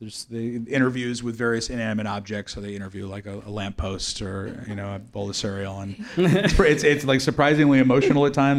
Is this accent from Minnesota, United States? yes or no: no; Oakland, California, United States; I'm from Oakland, which is, you know, near San Francisco